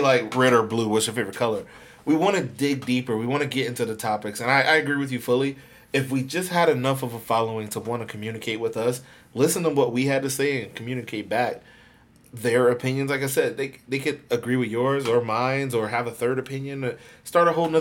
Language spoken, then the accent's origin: English; Tampa, Florida, United States; I'm from Tampa. I'm born and raised here.